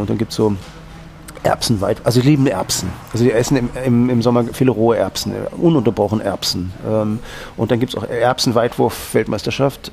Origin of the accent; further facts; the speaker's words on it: Northern Germany, Germany; now in Austria; ich bin ja aus Norddeutschland, da hat man dann eben diese Affinität nach Skandinavien